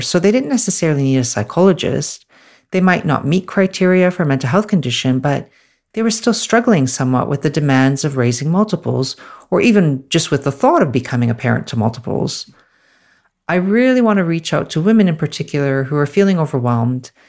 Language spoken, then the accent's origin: English; Canada; moved away as an adult; now in Australia; I'm originally from Canada, and I'm currently based in Australia.